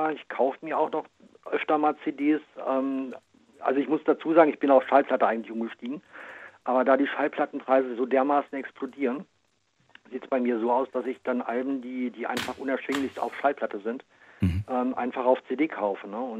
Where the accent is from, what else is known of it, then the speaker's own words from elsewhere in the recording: Braunschweig, Lower Saxony, Germany; Ja, ich komme aus Braunschweig.